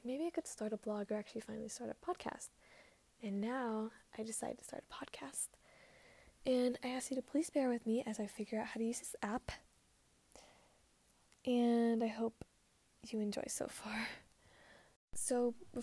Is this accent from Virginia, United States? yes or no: no; Dallas, Texas, United States; I was born on October 21st, 2003 in Dallas, Texas